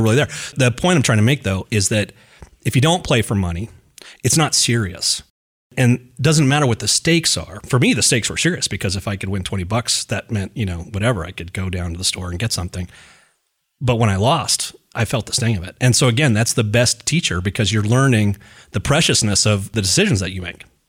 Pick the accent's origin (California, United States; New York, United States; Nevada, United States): Nevada, United States; Reno; I grew up in Reno, and Reno's a gambling town.